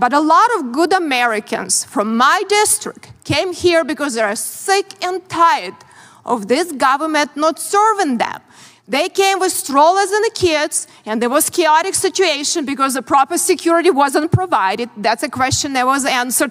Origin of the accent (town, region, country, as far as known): Ukraine; born or raised there; moved away as an adult; also born or lived in Soviet Union; now in United States